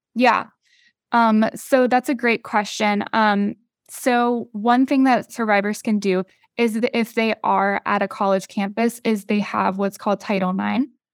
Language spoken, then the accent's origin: English; North Carolina, United States; I'm from North Carolina